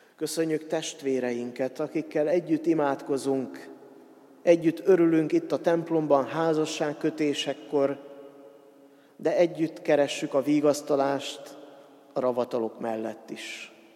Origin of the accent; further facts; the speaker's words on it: Hungary; first language Hungarian; a magyar nyelvet és a magyar nyelvtant tanultuk meg leghamarabb